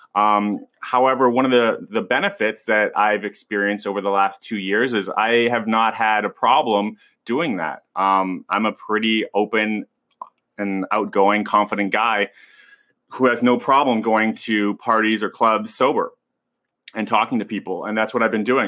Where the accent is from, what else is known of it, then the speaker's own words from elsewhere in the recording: West Coast, United States; I'm from the West Coast and growing up around, um, that, that kind of, uh, that kind of scene